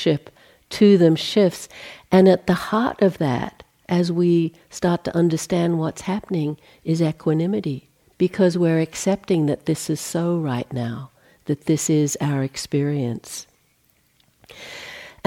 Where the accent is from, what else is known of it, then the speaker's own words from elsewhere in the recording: Australia; moved away as an adult; I'm Australian, in case you pick up a weird kind of inflection, that's what that is. I left in 1980 and haven't been back to live there since, so spent more time out of the country than